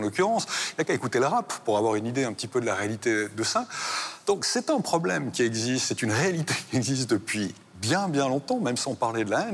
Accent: Switzerland; en tant que Suisse

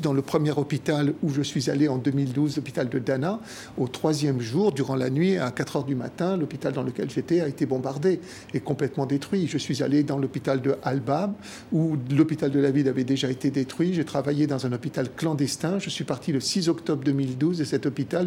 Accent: Algeria; moved away as an adult; also born or lived in France / Italy (ancestry); Je suis resté en Algérie même après l'indépendance jusqu'à l'âge de 19 ans

